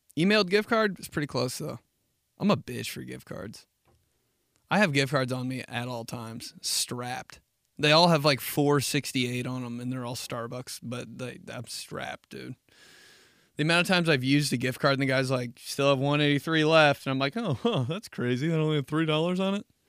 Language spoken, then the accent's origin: English; Midwest, United States; I'm from the Midwest